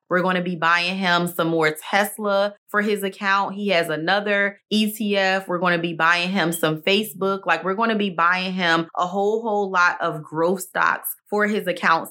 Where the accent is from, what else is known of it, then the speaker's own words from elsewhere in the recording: Maryland, United States; now in Texas, United States; Maryland is my home state